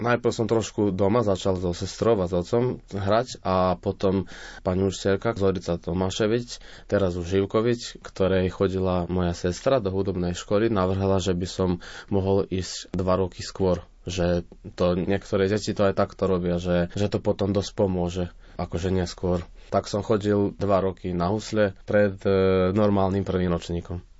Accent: Selenča, Vojvodina, Serbia; also born or lived in Novi Sad / Banská Bystrica; Narodil som sa v Novom Sade. Na základnú školu som šiel v Selenči, akože tam, kde aj bývam, odkiaľ pochádzam.

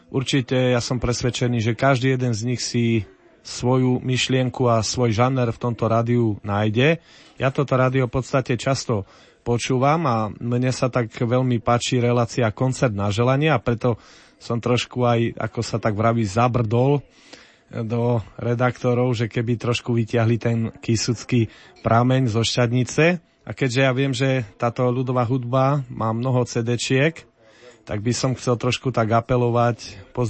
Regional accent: Brodno, Žilina Region, Slovakia; Som z Brodna, dlhé roky bojujeme za reguláciu potoka Brodňanka, už takmer 25 rokov čakáme na to, kedy sa bude potok regulovať

